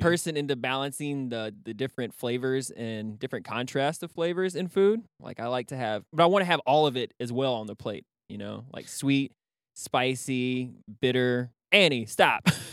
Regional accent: Texas, United States; I'm fucking Texan

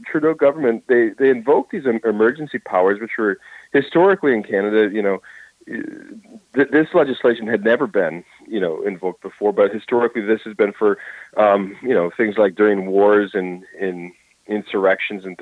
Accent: Minnesota, United States; it was here in our state. I'm from Minnesota

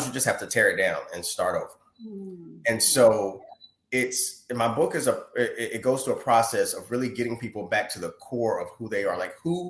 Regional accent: North Carolina, United States; I was born and raised in North Carolina

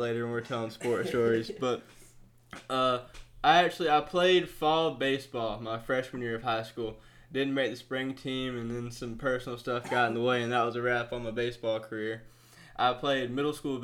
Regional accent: Georgia, United States; we're all from Georgia

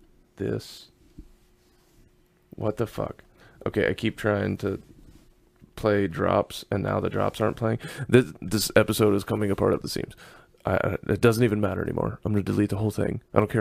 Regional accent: the South, United States; I'm from the South. I'm just being polite there, Sugar Plum.

